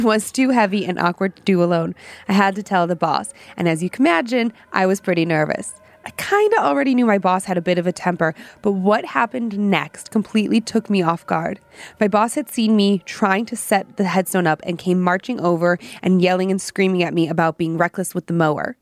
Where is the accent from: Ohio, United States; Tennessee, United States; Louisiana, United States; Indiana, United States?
Ohio, United States; Parma Heights; now in Idaho, United States; I'm from Cleveland, Parma Heights